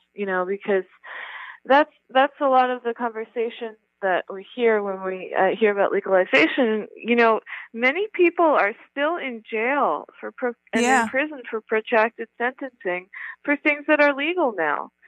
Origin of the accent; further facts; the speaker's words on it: New York, United States; I grew up in New York, and then I came here after college